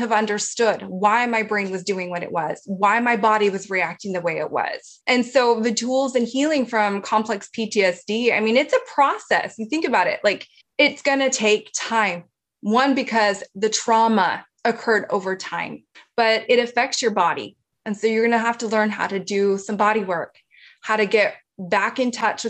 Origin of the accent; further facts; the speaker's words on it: Hawaii, United States; we grew up in Hawaii. We grew up near the ocean